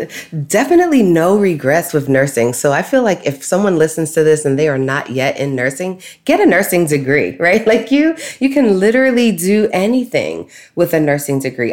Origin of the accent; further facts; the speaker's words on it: New York City, New York, United States; I grew up in Brooklyn, New York